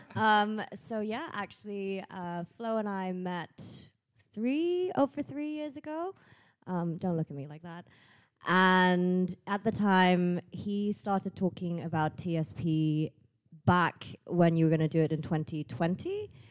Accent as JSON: {"language": "English", "region": "Bangkok", "country": "Thailand", "moved": "as an adult", "lives_now": "Nuremberg, Germany", "said": "I'm from Bangkok, but have been living in this metropolitan city of Nuremberg for four years"}